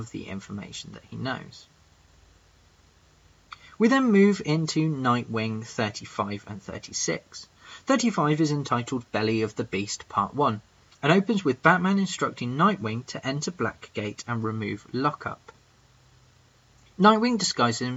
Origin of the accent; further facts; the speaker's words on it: England, United Kingdom; I'm that English guy